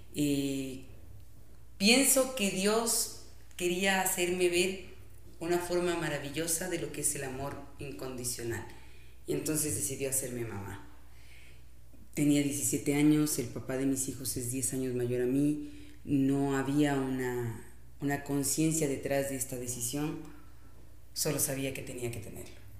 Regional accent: Quito, Pichincha, Ecuador; also born or lived in Santo Domingo, Ecuador; éramos las quiteñas

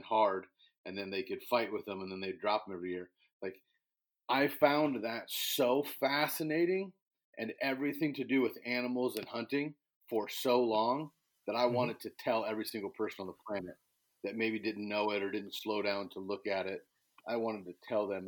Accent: Illinois, United States; I was born and raised in Illinois, chasing big bucks and ducks all over the cornfields here in Illinois

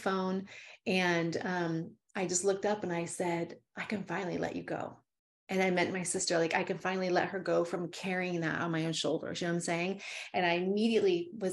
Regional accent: Calaveras County, California, United States; I'm from Calaveras County

